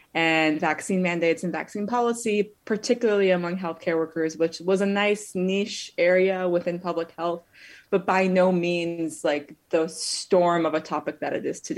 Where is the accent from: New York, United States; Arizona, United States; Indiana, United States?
Arizona, United States; Phoenix; moved away as an adult; also born or lived in Israel; I'm from Phoenix, Arizona. I went to Arizona State University and I love deserts